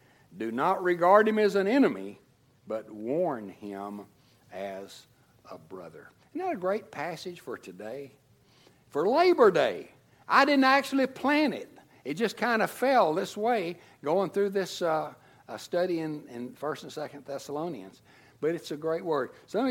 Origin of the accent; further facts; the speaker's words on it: Tennessee, United States; moved away as an adult; now in Texas, United States; And when I first went to seminary, I came from Tennessee to Texas, didn't have a job, didn't have anything